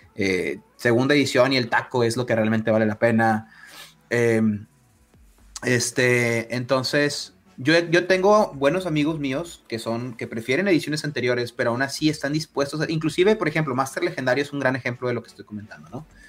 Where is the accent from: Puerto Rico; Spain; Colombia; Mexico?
Mexico; northern Mexico; Como soy del norte de México, utilizo muchas palabras en inglés